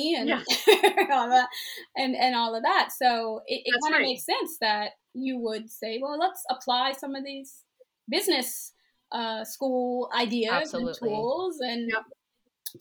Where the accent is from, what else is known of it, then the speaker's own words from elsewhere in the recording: Maryland, United States; I'm from Maryland